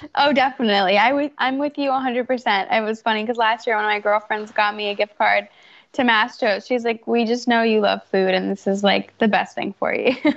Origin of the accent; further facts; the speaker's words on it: Fairfax County, Virginia, United States; I grew up in Fairfax County, Virginia.